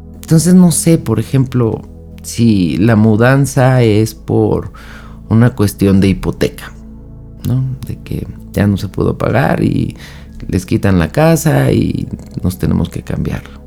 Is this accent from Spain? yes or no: no; Mexico; México, que es de donde yo soy